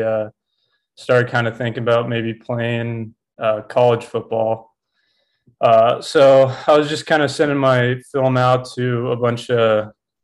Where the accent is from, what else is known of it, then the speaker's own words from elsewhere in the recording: Southern California, United States; moved away as an adult; also born or lived in Helena, Montana; I grew up in Southern California